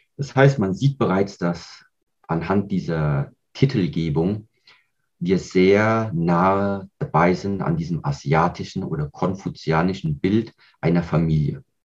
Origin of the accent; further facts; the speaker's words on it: Kaiserslautern area, Rhineland-Palatinate, Germany; Ich bin hier in Deutschland aufgewachsen, auch hier im Raum Rheinland-Pfalz bei Kaiserslautern